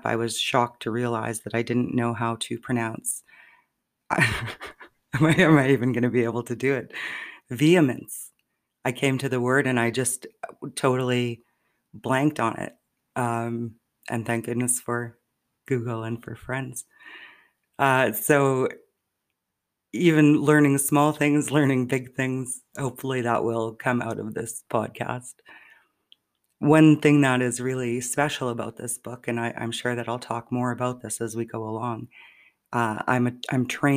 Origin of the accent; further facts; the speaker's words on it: Saskatchewan, Canada; moved away; I will be back home in Saskatchewan, visiting my mom